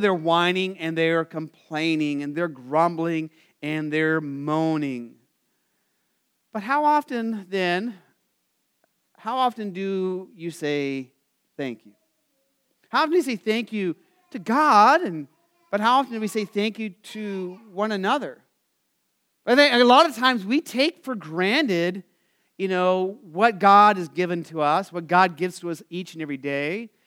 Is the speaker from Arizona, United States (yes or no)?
yes; Phoenix, Arizona, United States; I grew up in Phoenix